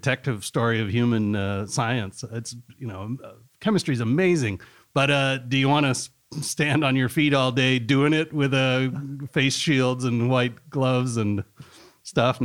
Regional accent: Boulder, Colorado, United States; also born or lived in Pueblo, Colorado; I grew up in Boulder, Colorado, although I was born in Pueblo, Colorado

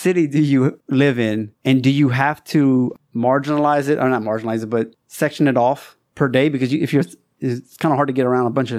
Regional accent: Louisiana, United States; moved away as an adult; now in China; I grew up in Louisiana.

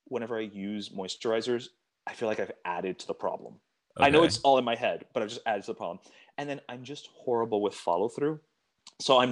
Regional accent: Miami, Florida, United States; I'm from Miami

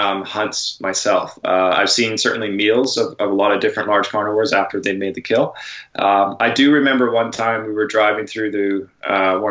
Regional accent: Canada; now in San Diego, United States; as a Canadian

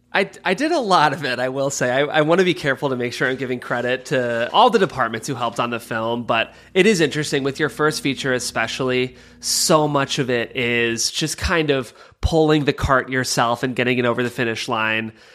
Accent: Cleveland, Ohio, United States; I'm from Cleveland, Ohio

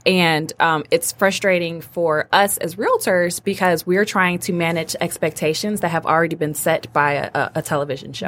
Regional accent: Detroit, Michigan, United States; moved away as an adult; also born or lived in Ann Arbor, Michigan; now in Royal Oak, United States; I'm from Detroit, born and raised on the west

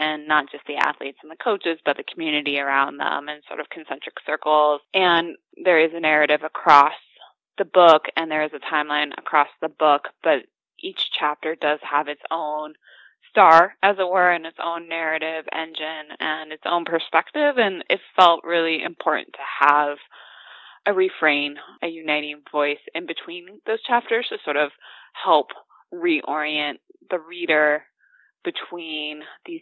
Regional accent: Seattle, Washington, United States; I am from Seattle, a Mariners fan

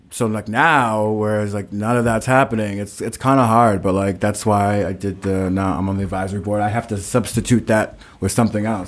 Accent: Stoughton, Massachusetts, United States; I was in Brockton because I'm from Stoughton

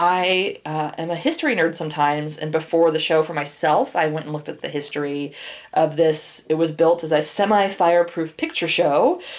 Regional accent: Portland, Oregon, United States; I'm from Portland

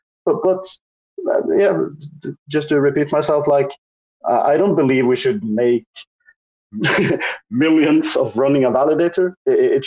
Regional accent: Norway; I'm from Norway.

